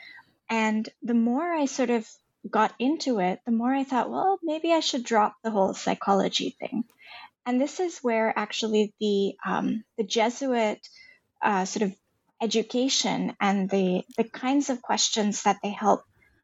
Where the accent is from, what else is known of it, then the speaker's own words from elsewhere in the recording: India; moved away as an adult; also born or lived in Boston, United States; now in Silicon Valley, United States; I grew up in India. I grew up in the foothills of the Himalayas